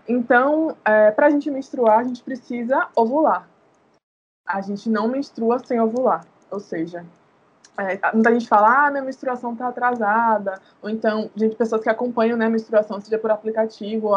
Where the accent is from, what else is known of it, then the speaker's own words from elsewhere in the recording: Salvador, Bahia, Brazil; nascida e criada em Salvador, aqui em Itapuã